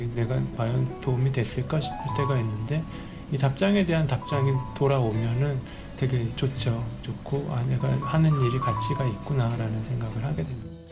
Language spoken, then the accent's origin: Korean; South Korea